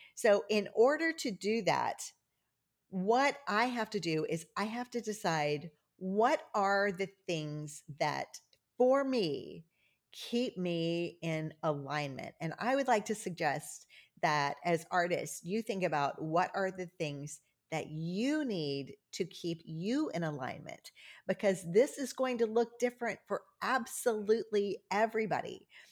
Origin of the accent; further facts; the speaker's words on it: Cajun, Louisiana, United States; I'm Cajun